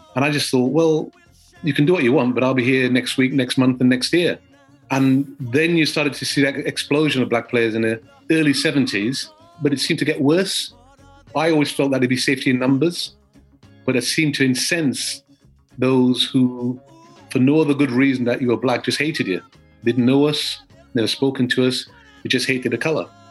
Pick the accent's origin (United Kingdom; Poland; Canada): United Kingdom; England; as a black lad growing up in England